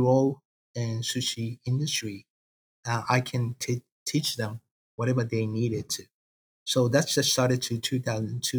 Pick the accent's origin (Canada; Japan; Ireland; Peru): Japan; countryside north of Kobe, Hyogo; English is a second language; moved away as an adult; also born or lived in Osaka; now in United States; I'm in the countryside of Japan, north side of Kobe. The countryside, it is the central of Japan. I born and there